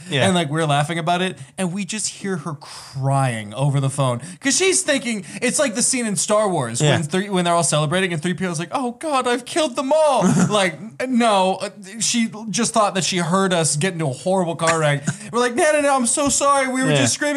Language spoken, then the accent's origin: English; Texas, United States; moved away as an adult; now in Las Vegas, United States; I grew up in Texas